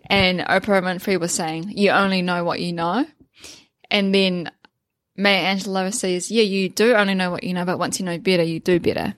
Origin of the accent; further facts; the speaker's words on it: Waipu, Northland, New Zealand; I grew up in Northland, uh, like I said earlier, in Waipu